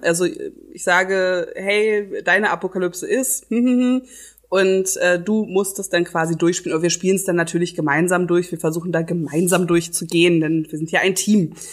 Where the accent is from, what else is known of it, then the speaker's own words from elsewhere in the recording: Berlin, Germany; ich bin ja in Charlottenburg aufgewachsen